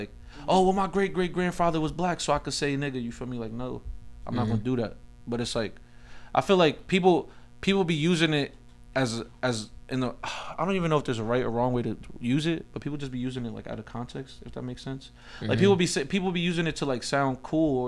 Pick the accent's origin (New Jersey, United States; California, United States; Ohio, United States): New Jersey, United States; Elizabeth; I grew up in the Bayway area of Elizabeth on Summer Street